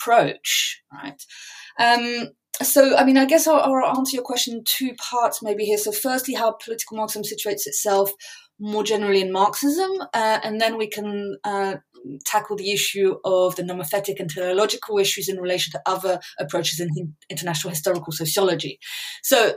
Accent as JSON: {"language": "English", "country": "France", "tie": "born or raised there", "also_born_or_lived": "England", "moved": "yes", "said": "I grew up in France, was born in England, I'm bilingual, families on both sides of the channel."}